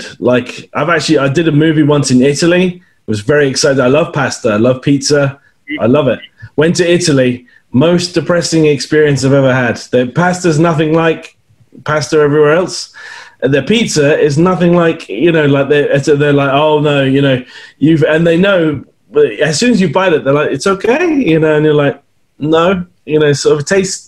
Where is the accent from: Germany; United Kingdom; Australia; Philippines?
United Kingdom; now in Canada; I'm not Canadian anyway. I'm British.